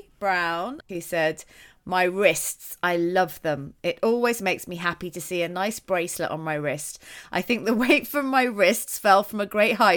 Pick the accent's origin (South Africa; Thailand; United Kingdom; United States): United Kingdom; particularly as a British person, I think, to answer, because we're all so modest.